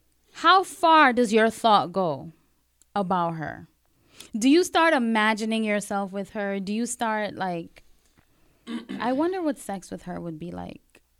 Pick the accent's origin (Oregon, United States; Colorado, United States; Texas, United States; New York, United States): New York, United States; New York City; also born or lived in Caribbean; Being from the Caribbean, growing up in Brooklyn. There's so many different things that I've experienced and growing up in New York City, period.